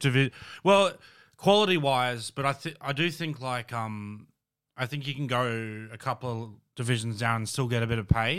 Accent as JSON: {"language": "English", "town": "Brisbane", "region": "Queensland", "country": "Australia", "said": "I'm from Brisbane"}